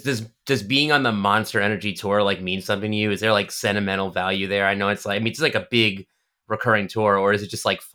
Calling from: Queens, New York, United States; In the city, in Queens.

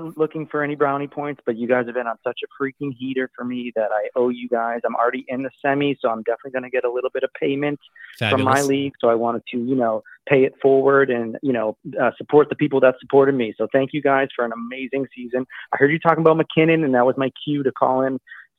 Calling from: Boston, Massachusetts, United States; from Boston, your number one fan.

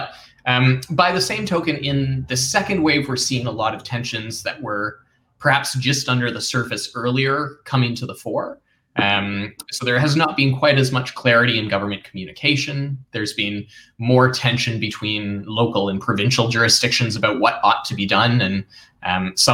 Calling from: Toronto, Ontario, Canada; So I'm downtown in Toronto, Canada.

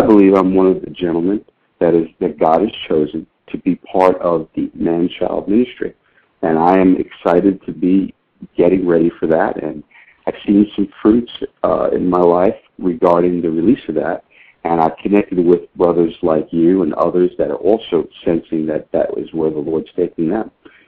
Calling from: Royse City, Texas, United States; I'm in Royce City, Texas. That is about 35 miles east of Dallas.

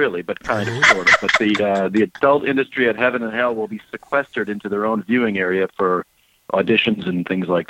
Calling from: South Fork, Alabama, United States; I'm calling from South Fork, Alabama.

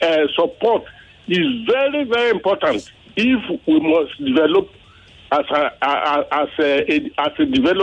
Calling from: Lagos, Nigeria; also born or lived in United States; I'm calling from Mende, Maryland.

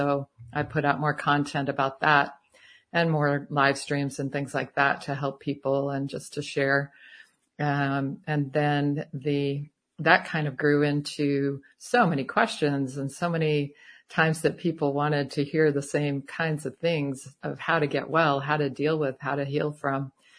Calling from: Tucson, Arizona, United States; Tucson, Arizona.

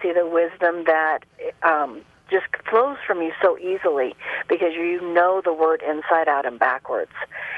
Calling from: Colorado, United States; I'm calling from Colorado.

